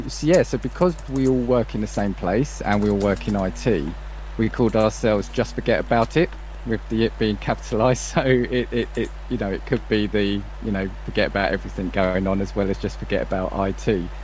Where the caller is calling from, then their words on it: Welwyn Garden City, East of England, United Kingdom; I am calling from Welwyn Garden City in the UK.